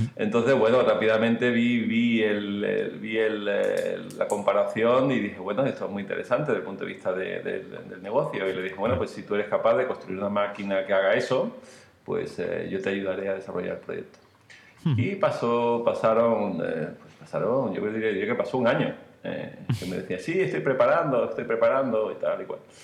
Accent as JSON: {"language": "Spanish", "town": "Marbella", "region": "Andalusia", "country": "Spain", "said": "nosotros somos de Marbella los dos"}